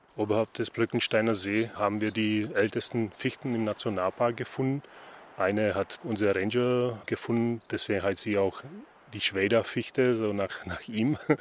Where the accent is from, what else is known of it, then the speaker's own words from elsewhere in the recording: Slovakia; moved away; ich komme aus der Slowakei, ich bin es gewohnt. Wir sind früher in Hohe Tatra in den Wald gegangen